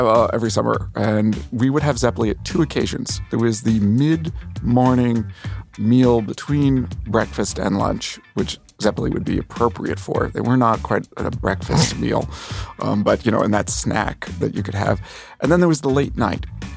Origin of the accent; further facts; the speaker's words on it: New Jersey, United States; I grew up in New Jersey, but both my parents grew up in New York